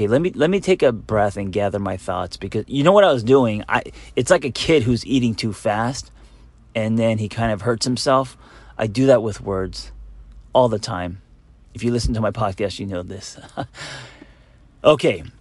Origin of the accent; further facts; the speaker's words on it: Los Angeles, California, United States; growing up in Los Angeles where there's so much shine